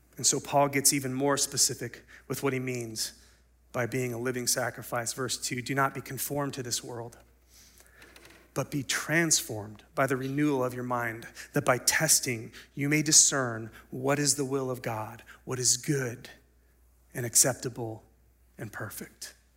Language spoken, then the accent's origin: English; United States; we as American Christians